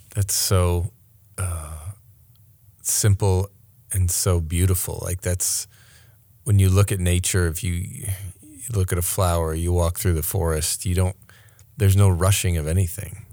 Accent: Maine, United States; moved away; also born or lived in New York City; I grew up in Maine, in real country

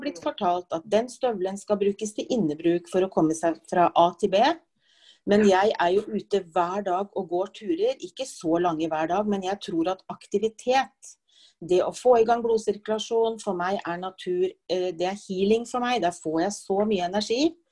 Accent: Oslo, Norway; moved away as an adult; now in Gjøvik, Norway; Født og oppvokst i Oslo, men jeg har bodd på Gjøvik nå i over 30 år

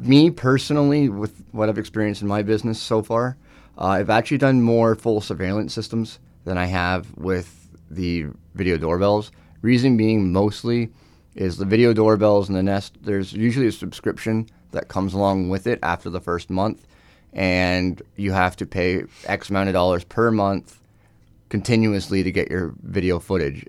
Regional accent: Northumberland County, Ontario, Canada; born and raised in Northumberland County, but we do also service outside

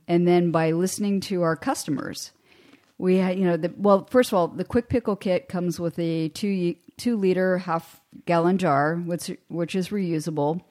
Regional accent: Hermitage, Pennsylvania, United States; I grew up in Western Pennsylvania

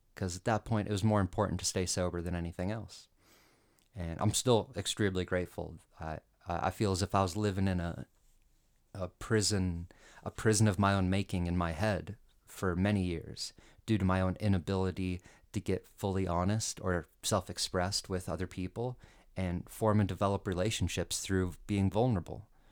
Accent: Colorado, United States; I was born and raised in Colorado, and, you know, it's kinda dry here

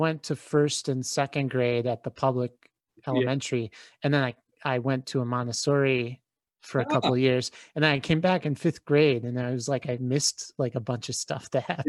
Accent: Midwest, United States; I'm from the Midwest, so I don't even know this area.

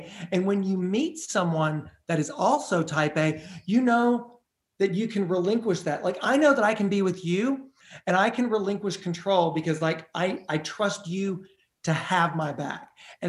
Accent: Nashville, Tennessee, United States; I was like, I am here from Nashville.

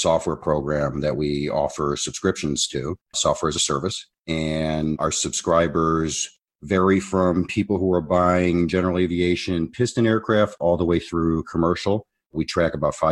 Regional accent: Chicago, Illinois, United States; I was born in Chicago, Illinois

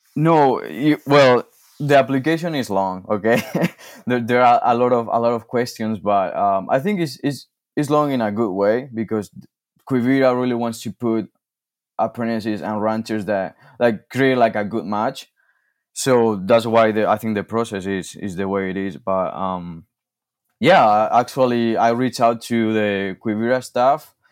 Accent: Spain; English is a second language; also born or lived in Michigan; now in Montana, United States; I'm originally from, from Spain, and I came to, to the States, uh, in two thousand sixteen.

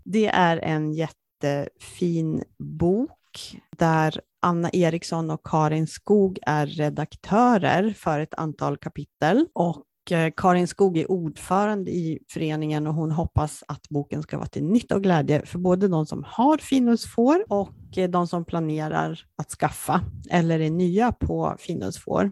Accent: Jämtland, Sweden; Jämtland där jag kommer ifrån och mycket av de miljöerna som hon beskriver det är mina kan man säga, barndomsmiljöer

